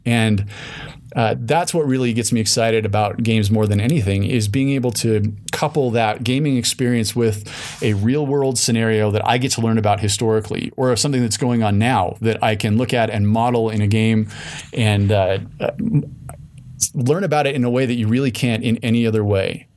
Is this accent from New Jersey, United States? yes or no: no; Salt Lake City, Utah, United States; I grew up in Salt Lake City